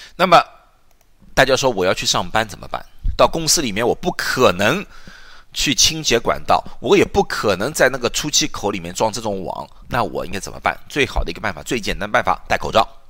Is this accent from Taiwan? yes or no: no; China; 因为你知道中国的餐厅，我们都中国人